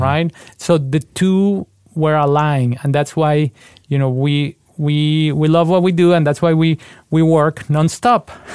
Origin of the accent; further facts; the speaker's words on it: Bogotá, Colombia; moved away as an adult; now in United States; I was born in Bogotá, Colombia, and I grew up in a musical family